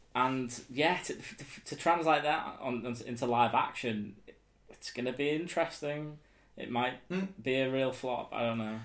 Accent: Southport, North West England, United Kingdom; in Southport, you know, in my hometown

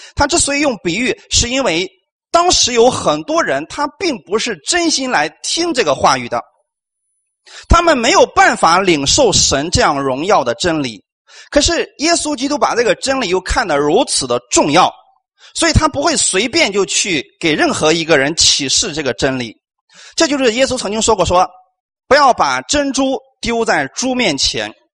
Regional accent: China; 我们中国人

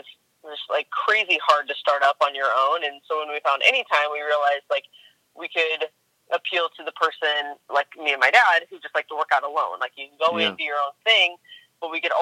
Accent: Spokane, Washington, United States; moved away as an adult; also born or lived in New York; I'm from Spokane, Washington, born and raised there. And I'm currently living here as well.

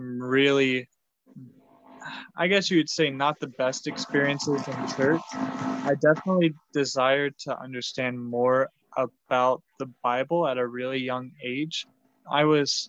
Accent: Pico, Texas, United States; moved away as an adult; also born or lived in Arkansas; I was born and raised in Pico, Texas, which is a small town of about 1,300 people

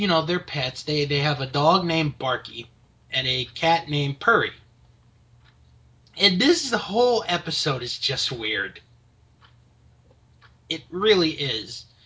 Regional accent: United States; I am an American

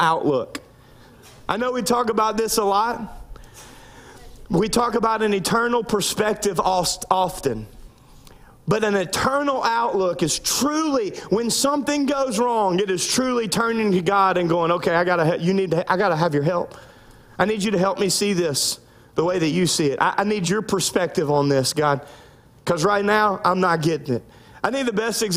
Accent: Louisiana, United States; I grew up in Louisiana

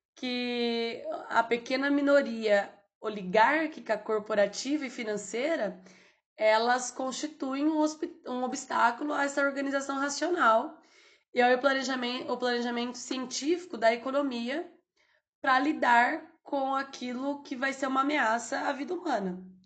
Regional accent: Brazil; somos brasileiros

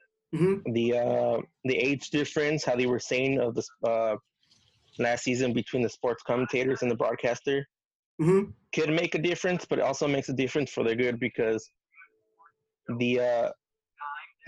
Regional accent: Southern California, United States; I'm not from Minnesota, Wisconsin. I grew up watching the team in Southern California

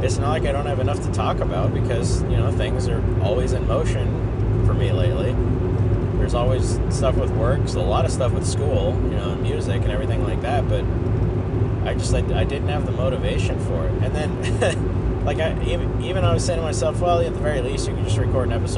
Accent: United States; now in Seattle, United States; I'm American, so I grew up most of my life ignorant of other countries

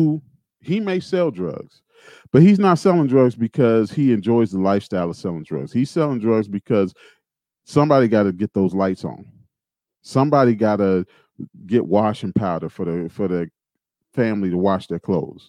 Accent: Gary, Indiana, United States; I grew up in Gary, Indiana.

